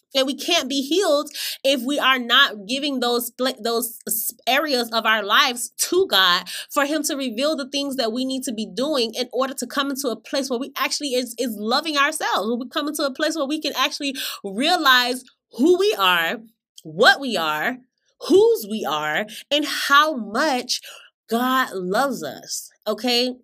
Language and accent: English; Florida, United States; I grew up in Florida